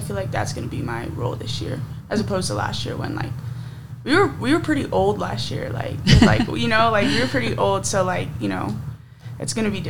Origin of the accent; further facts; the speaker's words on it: Phoenix, Arizona, United States; moved away; I'm from Phoenix originally. I've been here for 3 years.